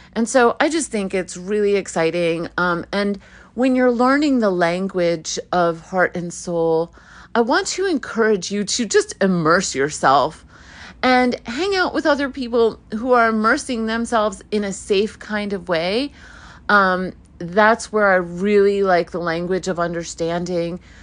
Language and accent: English; New York City, New York, United States; first language Hebrew; English is a second language; I was born in Brooklyn.